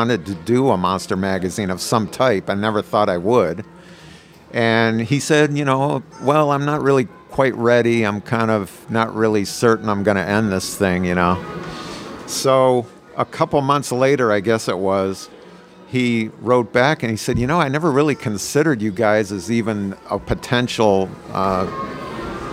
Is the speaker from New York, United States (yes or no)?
no; Cleveland, Ohio, United States; moved away as an adult; also born or lived in Washington, D.C.; I came from Cleveland.